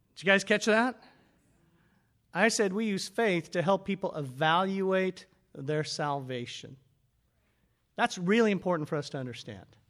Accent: United States; we were raised up in America

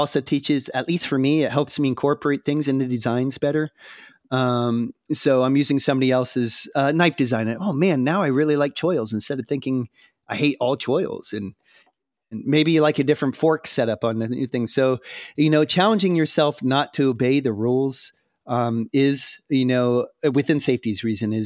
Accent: United States; I'm American

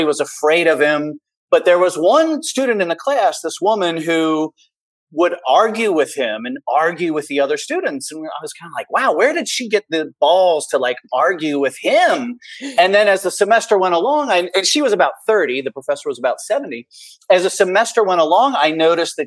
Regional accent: Cincinnati, Ohio, United States; now in Bowling Green, Kentucky, United States; when I was a kid growing up in Cincinnati

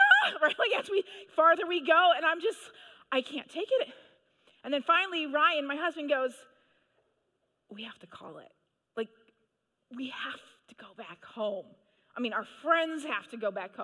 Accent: Manitoba, Canada; I grew up in Manitoba, Canada

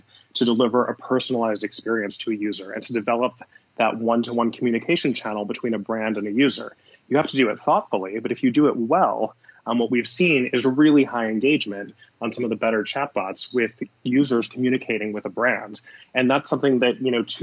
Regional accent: Southern California, United States; moved away as an adult; also born or lived in Los Angeles / New York; I grew up in Southern California.

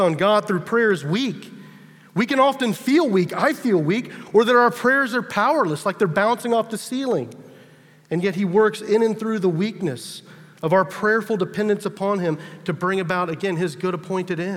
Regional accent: United States; as an American

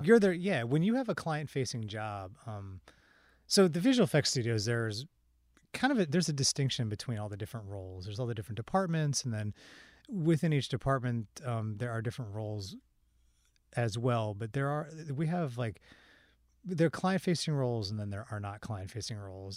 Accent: Washington, District of Columbia, United States; moved away; I grew up, I grew up in the Washington, D C area

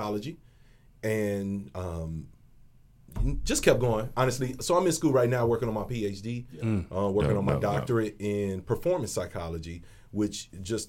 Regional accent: Chicago, Illinois, United States; now in Arizona, United States; Coming from the west side of Chicago, I'm from Independence and Flournoy, Lawndale community.

